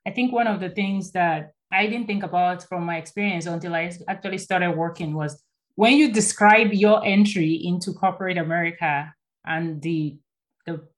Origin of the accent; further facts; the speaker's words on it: Nigeria; moved away as an adult; I came by myself from Nigeria. I booked my shuttle, registered for my classes, my accommodation, I made all the arrangements over the phone and they were so supportive, right?